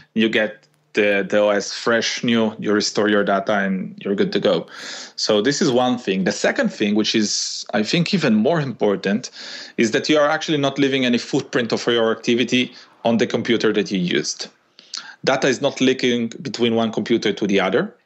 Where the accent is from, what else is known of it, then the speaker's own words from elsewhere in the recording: Israel; moved away as an adult; now in Italy; born in Israel and uh, living in Italy actually in the last ten years or so